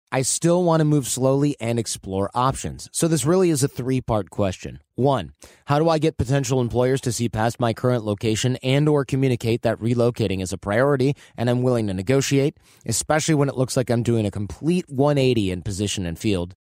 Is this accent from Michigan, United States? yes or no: yes; Michigan, United States; Growing up in Michigan